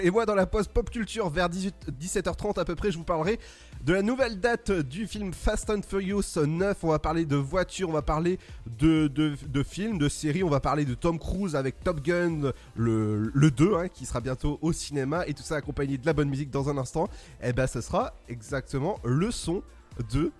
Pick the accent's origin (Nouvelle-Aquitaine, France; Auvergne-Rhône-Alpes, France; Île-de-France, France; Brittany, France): Brittany, France; je suis breton